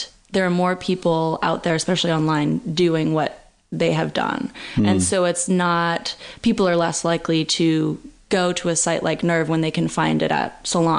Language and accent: English; Berkeley, California, United States; I'm from Berkeley.